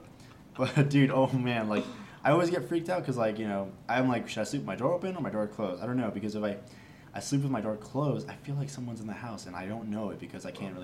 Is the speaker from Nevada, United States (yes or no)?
yes; Las Vegas, Nevada, United States; born or raised there; also born or lived in Los Angeles, California